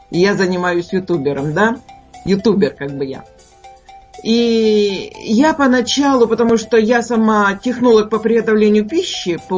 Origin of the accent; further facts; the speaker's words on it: Ordzhonikidze, Dnipropetrovsk Oblast, Ukraine; Я сама с Украины. Здесь у нас с города очень много смотрят.